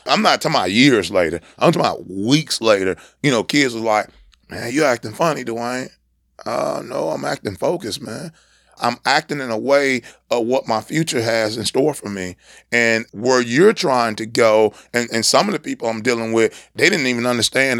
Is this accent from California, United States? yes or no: yes; San Diego, California, United States; moved away; up in a single parent home in San Diego, California